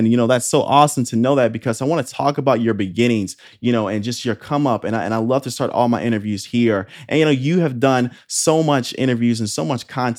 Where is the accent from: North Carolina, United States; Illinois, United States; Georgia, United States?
Illinois, United States; I'm coming from Illinois. So in the 90s as a kid, definitely that era is just, you know, I want to be like Mike, the Bulls.